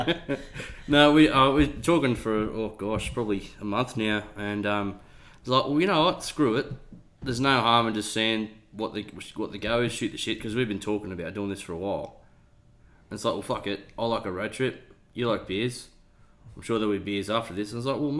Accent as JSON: {"language": "English", "town": "Newcastle", "region": "New South Wales", "country": "Australia", "tie": "born or raised there", "moved": "yes", "lives_now": "Orange, Australia", "said": "I grew up in Newcastle, and I grew up near the Hunter Valley"}